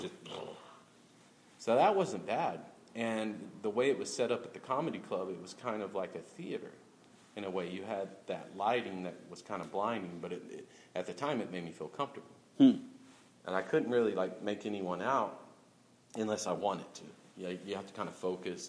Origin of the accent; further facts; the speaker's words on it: Oklahoma City, Oklahoma, United States; I grew up in South Oklahoma City